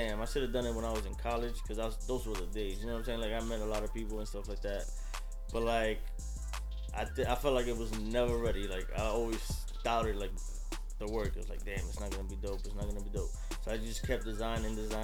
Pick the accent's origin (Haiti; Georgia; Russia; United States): United States; New York; also born or lived in New Hampshire; I'm from New York. I went to school in New York.